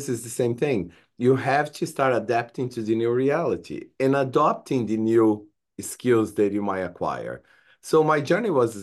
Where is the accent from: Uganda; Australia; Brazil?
Brazil; English is a second language; moved away as an adult; now in United States; I'm an immigrant from Brazil. When I came to the United States, I had no English